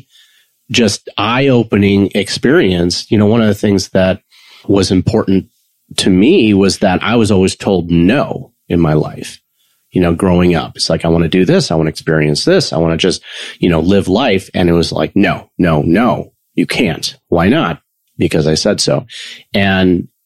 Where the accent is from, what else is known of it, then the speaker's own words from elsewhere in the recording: Chicago, Illinois, United States; I was raised in Chicago suburbia